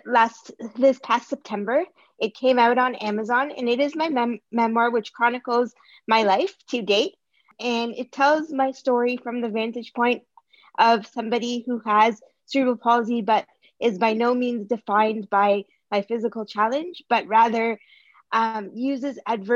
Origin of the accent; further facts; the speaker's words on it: Toronto, Ontario, Canada; I'm from Toronto, Canada